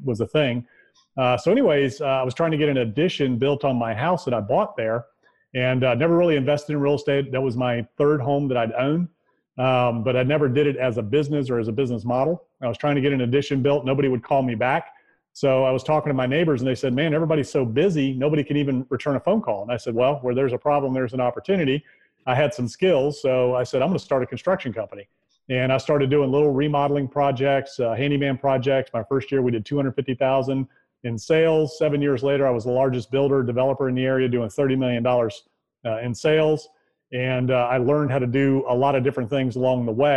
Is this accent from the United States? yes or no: yes; Virginia Beach, Virginia, United States; now in Charlottesville, United States; I am originally from Virginia Beach, Virginia. I live in Charlottesville, Virginia now